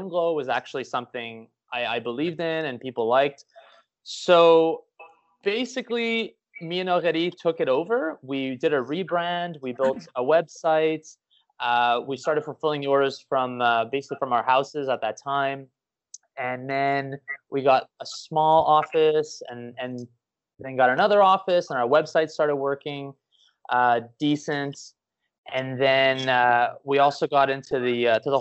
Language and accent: English; Canada; now in Miami, United States; I'm from Canada